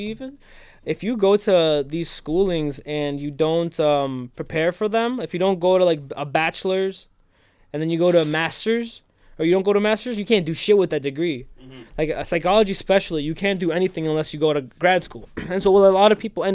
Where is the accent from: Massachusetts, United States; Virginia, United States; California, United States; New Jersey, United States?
New Jersey, United States; West New York; moved away as an adult; also born or lived in New Brunswick, New Jersey; I'm originally from West New York.